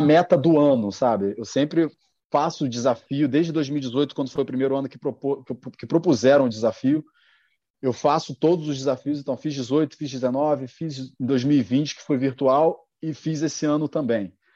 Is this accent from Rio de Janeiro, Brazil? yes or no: yes; Rio de Janeiro, Brazil; sou aqui do Rio de Janeiro